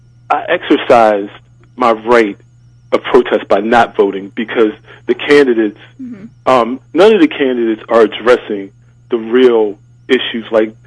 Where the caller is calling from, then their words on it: Prince George's County, Maryland, United States; I'm calling from Prince George's County.